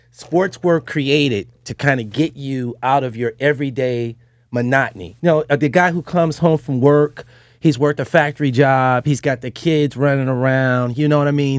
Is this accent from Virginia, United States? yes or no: no; Detroit, Michigan, United States; I'm from Detroit